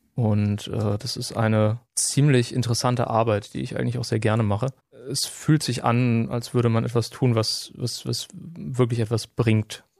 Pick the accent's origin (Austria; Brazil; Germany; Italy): Germany; Nienburg, Lower Saxony; now in Greifswald, Germany; ich bin in Nienburg an der Weser aufgewachsen, äh, eine Stadt in ja, Niedersachsen